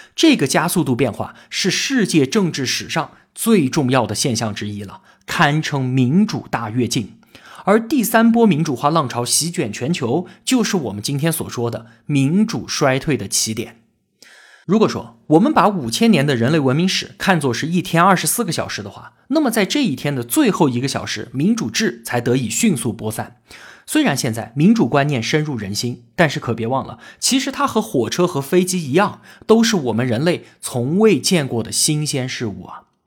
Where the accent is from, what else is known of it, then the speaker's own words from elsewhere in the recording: China; 我们中国人